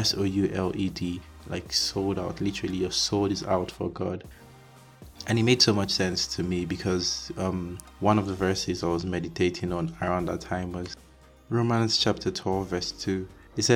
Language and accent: English; Nigeria; moved away as an adult; also born or lived in Hungary; I was born and raised in Nigeria